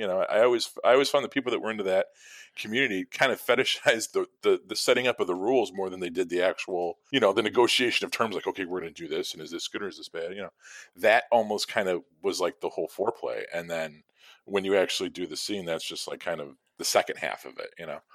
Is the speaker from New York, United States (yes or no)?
no; Chicago, Illinois, United States; growing up in Chicago and living here my whole life